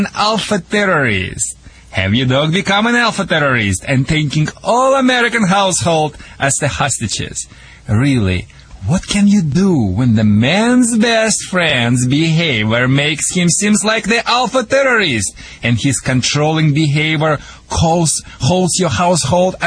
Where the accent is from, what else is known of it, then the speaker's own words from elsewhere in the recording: Russia; accent: Russian; English is a second language; also born or lived in Michigan; now in United States; I call it Rushlish. Sorry, people, for my accent